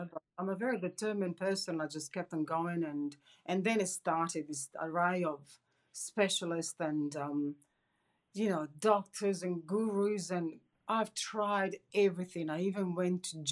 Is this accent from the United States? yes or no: no; Perth, Western Australia, Australia; I'm from Perth, sunny Perth in Western Australia.